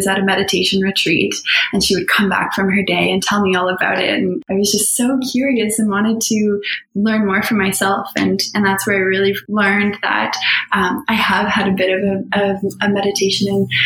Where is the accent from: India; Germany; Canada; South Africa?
Canada; Halifax, Nova Scotia; I grew up here in Halifax, Nova Scotia, in Kearney Lake, and I had a really magical childhood